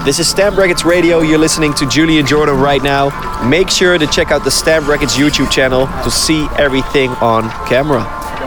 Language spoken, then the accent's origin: English; Apeldoorn, Gelderland, Netherlands; We're actually in Apeldoorn right now, still in Apeldoorn, the city that I live in, uh, my hometown.